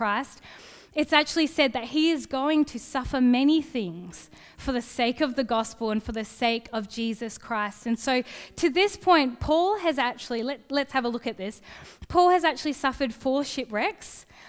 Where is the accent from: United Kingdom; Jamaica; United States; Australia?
Australia; Gosnells, Western Australia; I grew up in Gosnells